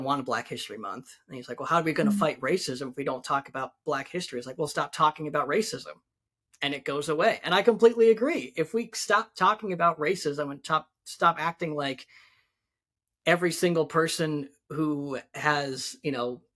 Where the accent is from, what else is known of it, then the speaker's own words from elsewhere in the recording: Nebraska, United States; moved away; I'm originally from Nebraska